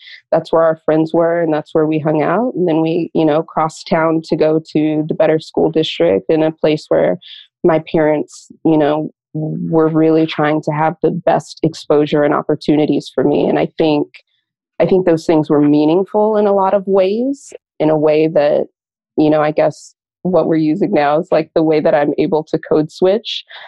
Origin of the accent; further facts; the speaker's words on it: St. Louis, Missouri, United States; moved away as an adult; now in New York, United States; So I tell people that I grew up in St. Louis. So I'm a Midwesterner, moved to New York with my now husband, then boyfriend about 10 years ago.